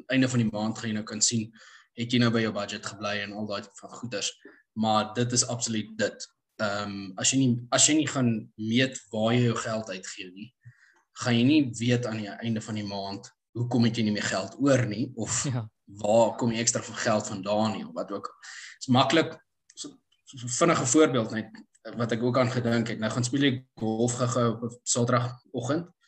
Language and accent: Afrikaans; Pretoria, Gauteng, South Africa; born or raised there; also born or lived in Empangeni / London / United States